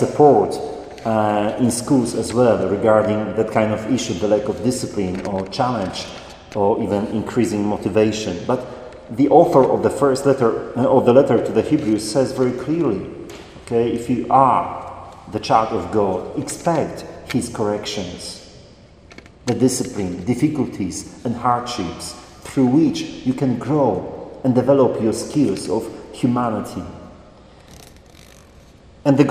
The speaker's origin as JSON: {"language": "English", "country": "Poland", "tie": "born or raised there", "moved": "as an adult", "said": "as a priest going back to Poland, to my hometown."}